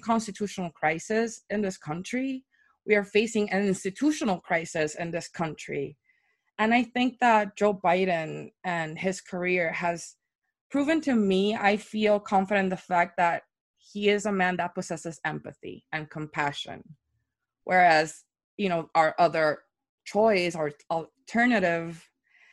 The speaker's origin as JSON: {"language": "English", "country": "Puerto Rico", "tie": "born or raised there", "moved": "as an adult", "lives_now": "New York, United States", "said": "I moved to New York from Puerto Rico back in 2016, right before the election"}